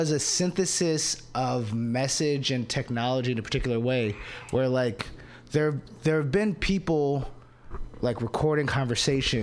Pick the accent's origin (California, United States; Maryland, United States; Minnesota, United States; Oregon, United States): Maryland, United States; DC area; moved away; I'm from Maryland, from the DC area